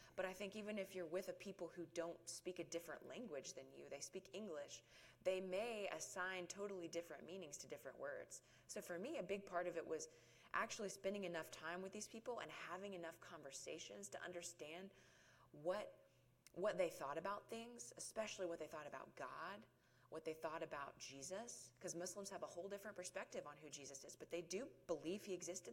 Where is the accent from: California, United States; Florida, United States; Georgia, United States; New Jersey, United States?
Georgia, United States; Guyton; also born or lived in Oklahoma City, Oklahoma; now in Roswell, United States; I was born in Oklahoma City and grew up in very rural South Georgia for most of my life. We moved down here when I was about eight years old, so I lived in Guyton